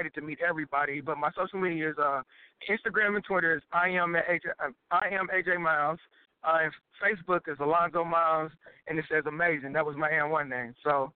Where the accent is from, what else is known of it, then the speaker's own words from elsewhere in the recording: Indiana, United States; I'm from Indiana